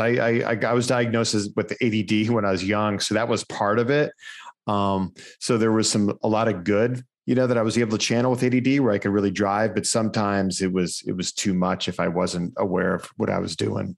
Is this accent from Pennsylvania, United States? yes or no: yes; Erie, Pennsylvania, United States; There was a school in my hometown, uh, Gannon University